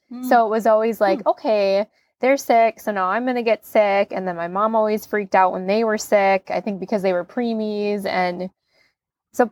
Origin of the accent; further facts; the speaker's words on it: Plover, Wisconsin, United States; I'm from Wisconsin, Plover, the northern part of Wisconsin, or the central Wisconsin